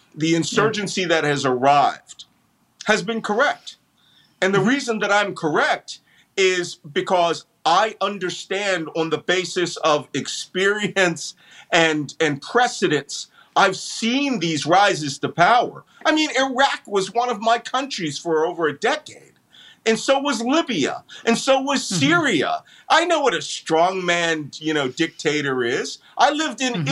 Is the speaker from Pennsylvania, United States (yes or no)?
yes; Philadelphia, Pennsylvania, United States; I am yes, I born and bred Philadelphian, born in the Philadelphia Naval Hospital